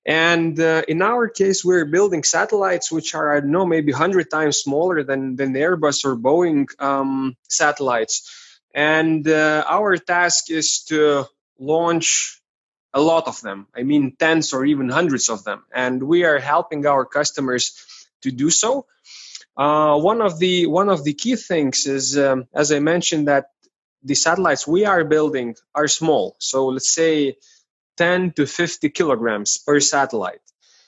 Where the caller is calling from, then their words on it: Vilnius, Vilnius County, Lithuania; Today I am in Vilnius, Lithuania.